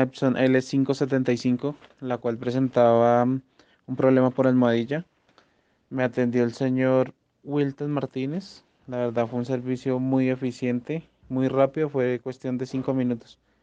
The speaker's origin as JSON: {"language": "Spanish", "region": "Bogotá", "country": "Colombia", "said": "soy de Bogotá, Colombia"}